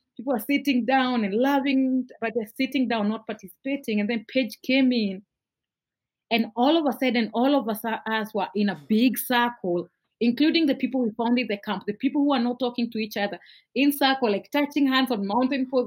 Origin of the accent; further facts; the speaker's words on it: Nairobi, Kenya; I grew up in a in Nairobi in an area called Kariobangi, Kariobangi North